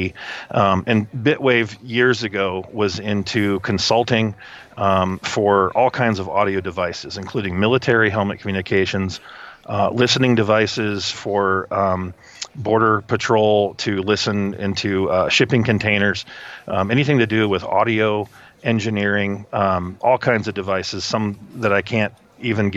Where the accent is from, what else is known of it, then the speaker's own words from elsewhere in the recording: Midwest, United States; moved away as an adult; also born or lived in Ohio; I grew up in the Midwest